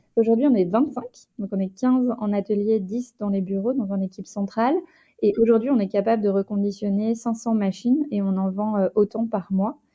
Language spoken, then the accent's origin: French; Rouen, Normandy, France; je viens de Rouen